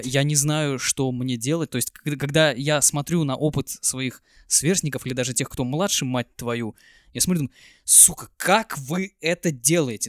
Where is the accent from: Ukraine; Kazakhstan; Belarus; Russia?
Russia; Kaliningrad, Kaliningrad Oblast; Я, конечно, из Калининграда